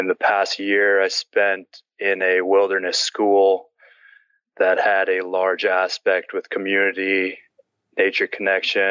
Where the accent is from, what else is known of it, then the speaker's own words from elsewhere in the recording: Bush Alaska, United States; I grew up in Bush, Alaska